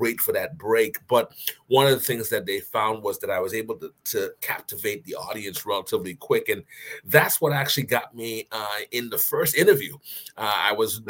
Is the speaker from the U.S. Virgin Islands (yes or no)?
yes; U.S. Virgin Islands; moved away as an adult; also born or lived in Bristol, Rhode Island; I grew up in the Virgin Islands and I came straight to college from the Virgin Islands. So I went from St. Croix all the way to Bristol, Rhode Island.